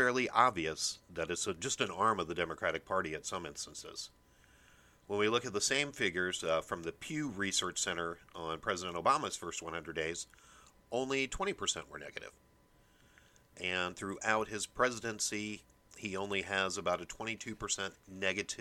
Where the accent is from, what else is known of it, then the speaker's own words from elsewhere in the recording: Omaha, Nebraska, United States; Omaha, my hometown